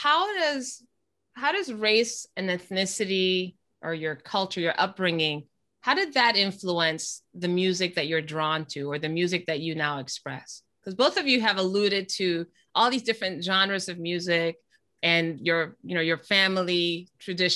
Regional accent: Panama; moved away; I'm from Panama originally, so the music that we grew up listening to was in another language

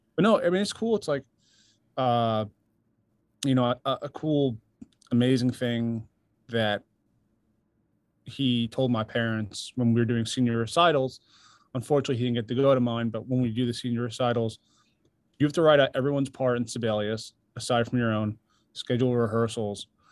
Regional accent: New York, United States; now in Nashville, United States; I'm from New York originally

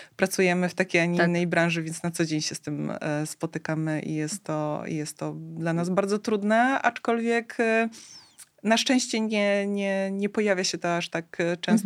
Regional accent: Tricity, Pomeranian Voivodeship, Poland; u nas w Trójmieście

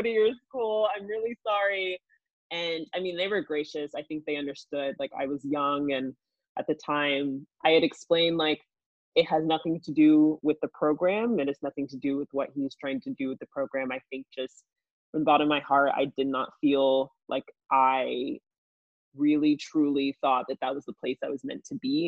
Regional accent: United States; being an American in a foreign country

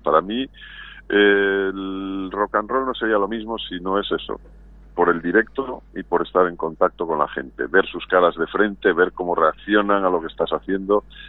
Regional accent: Valladolid, Castile and León, Spain; now in Madrid, Spain; volver a Valladolid, que es mi ciudad

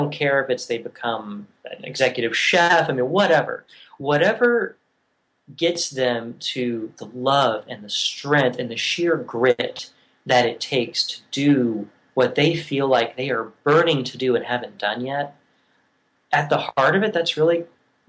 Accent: Virginia, United States; moved away as an adult; also born or lived in Oregon / Tennessee / Scotland; I grew up in Virginia and moved to Oregon

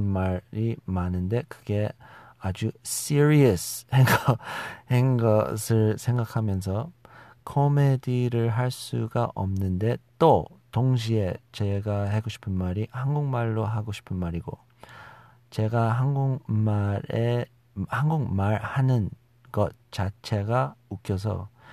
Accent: United States; Korean is a second language; also born or lived in South Korea; 제가 우리 미국에서 자라난 아, 2세쯤 되는 사람이라는 것이죠

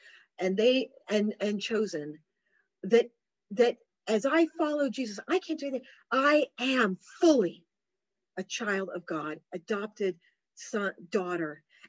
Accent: United Kingdom; my whole life is I'm British. We're British. I root for the Welsh rugby team.

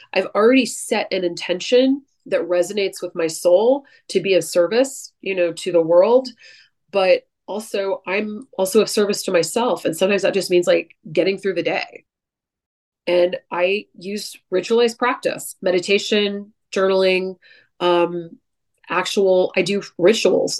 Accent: San Francisco Bay Area, California, United States; moved away; I'm from the San Francisco Bay Area

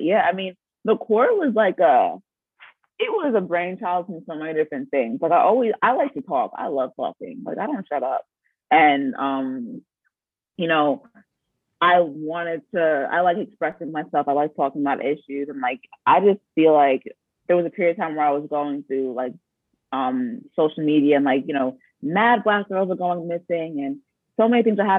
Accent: Nigeria; I was pre-med because, like I said, I'm Nigerian. And when you're Nigerian, all you can be is a doctor or a lawyer.

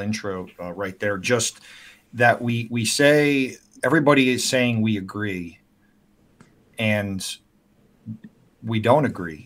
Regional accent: South Florida, United States; now in North Carolina, United States; My parents were from Brooklyn, and I got a lot of New York in me. But yeah, I grew up in South Florida, and but now I'm in North Carolina

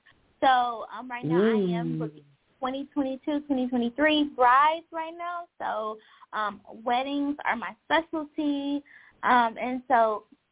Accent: Arkansas, United States; moved away as an adult; now in Atlanta, United States; All the way from Arkansas, the 501

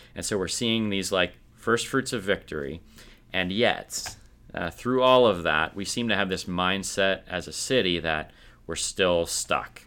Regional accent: rural Minnesota, United States; I grew up in rural Minnesota

